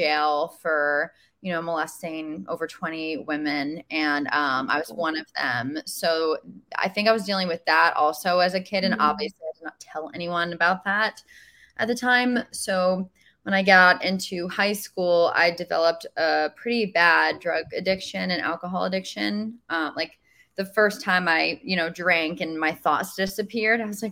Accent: New York, United States; I was raised in New York as well.

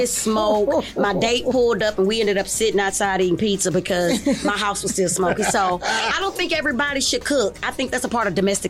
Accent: Houston, Texas, United States; I'm homegrown Houston, Texas, Northside. Homestead, Texas.

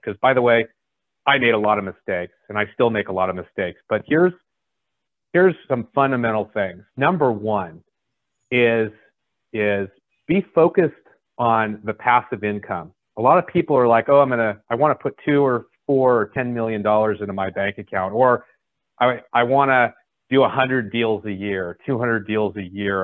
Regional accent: San Francisco Bay Area, California, United States; I grew up, in, I'm from California. Uh, I uh, grew up in the San Francisco Bay Area.

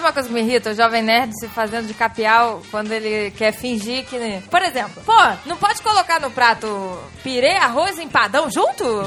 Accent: Rio de Janeiro, Brazil

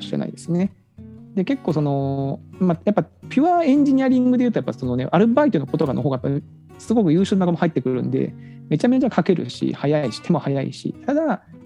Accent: Kagoshima, Japan; moved away; 私は鹿児島の出身

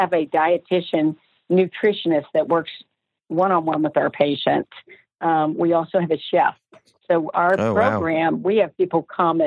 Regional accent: Georgia, United States; moved away; I was from Georgia

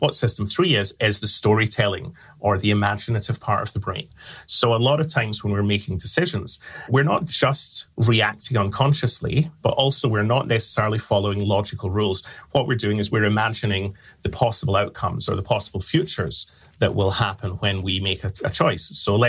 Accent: Glasgow, Scotland, United Kingdom; now in London, United Kingdom; So I'm from Scotland. I'm from Glasgow in Scotland. I live in London now, so the accent is not as strong as it once was.

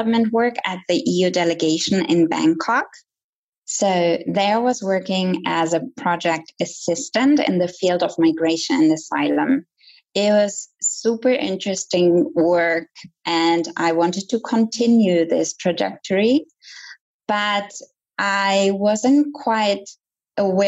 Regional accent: Germany; moved away as an adult; also born or lived in United States / Italy / Ecuador / India; I grew up in Germany

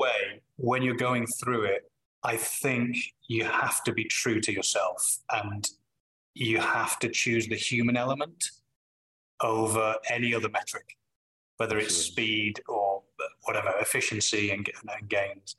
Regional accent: Manchester, North West England, United Kingdom; accent: Manchester; When I'm home, my Manchester accent comes out.

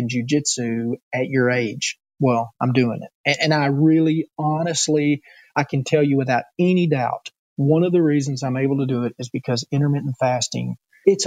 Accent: the South, United States; accent: Southern; I'm born and raised in the South, and all my people sound Southern

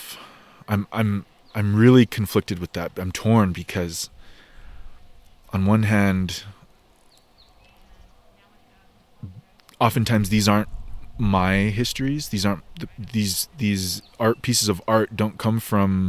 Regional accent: Montana, United States; also born or lived in Bozeman, Montana; I was born in Bozeman, Montana, and I grew up. I split time on 2 different reservations in what we now call Montana

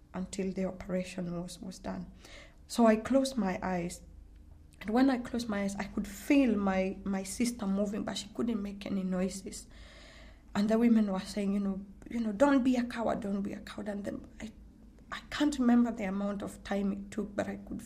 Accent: Kenya; now in United Kingdom; I'm originally from Kenya, from a community called the Maasai

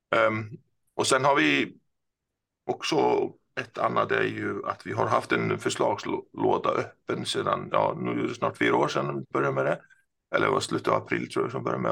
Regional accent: Iceland; Swedish is a second language; moved away as an adult; also born or lived in Gothenburg, Sweden; now in Stockholm, Sweden; det som kanske några hör så är jag inte svensk. Jag eh, är född och uppvuxen på Island

